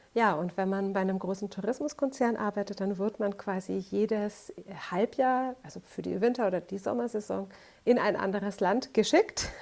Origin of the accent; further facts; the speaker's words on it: Franconia, Bavaria, Germany; moved away as an adult; also born or lived in Madeira / Algarve; now in Portugal; Ich bin ursprünglich eine Fränkin